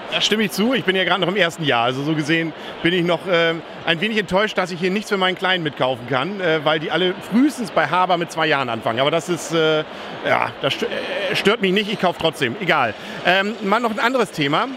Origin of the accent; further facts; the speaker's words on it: East Frisia, Lower Saxony, Germany; von uns Ostfriesen